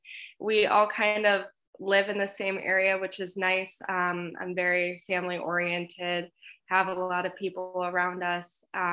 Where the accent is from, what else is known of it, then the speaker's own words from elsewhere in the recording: Syracuse, New York, United States; I'm from Syracuse, New York. I grew up here, and It's a good little area. It's small, but there's a lot of people.